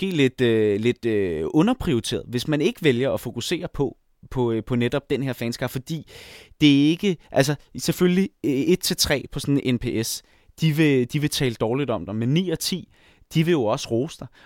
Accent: Jutland, Denmark; now in Copenhagen, Denmark; endelig fundet ud af, at jeg som jyde, eller i hvert fald som delvis jyde, godt kan bo i København uden at have en bil

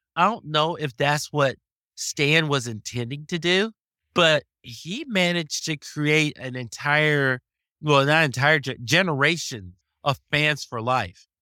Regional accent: the South, United States; growing up in the South, in the seventies

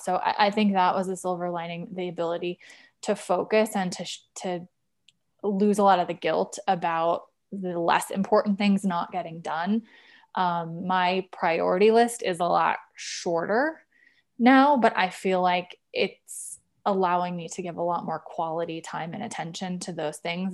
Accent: Wisconsin, United States; also born or lived in Nashville / San Francisco; now in Denver, United States; I'm actually a Midwesterner. I'm from Wisconsin originally

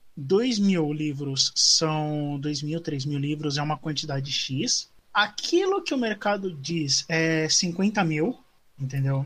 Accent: São Paulo, Brazil; eu sou do Campo Limpo de São Paulo

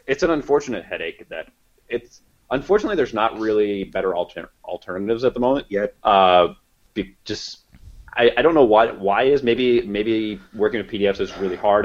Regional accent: Kansas and Nebraska, Midwest, United States; we're both from Midwest, Kansas and Nebraska

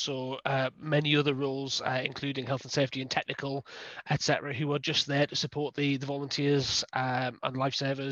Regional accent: the North East, North East England, United Kingdom; moved away as an adult; also born or lived in Lowestoft; now in Ipswich, United Kingdom; I was brought up in the Northeast, always been down by the coast

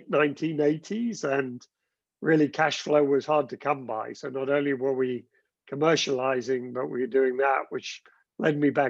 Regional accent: South West England, United Kingdom; accent: Gloucestershire; I, I grew up in the west of the country in Gloucestershire. Uh, I think I've long lost my Gloucestershire accent, um, but went to school there.

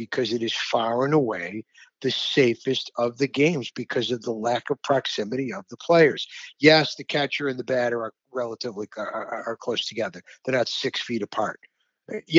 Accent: Rochester, New York, United States; my hometown of Rochester

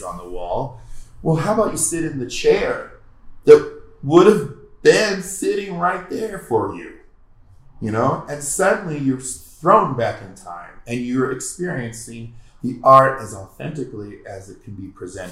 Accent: Oregon, United States; also born or lived in California; now in Colorado, United States; growing up in Oregon

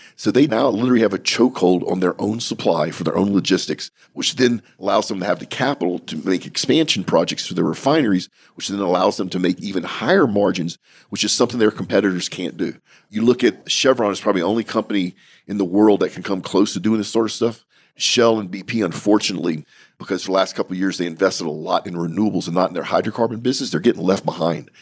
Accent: United States; as an American.

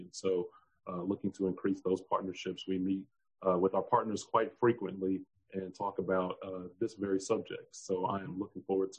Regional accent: Midwest, United States; growing up in the Midwest and eventually making my way Southwest to now being Southeast.

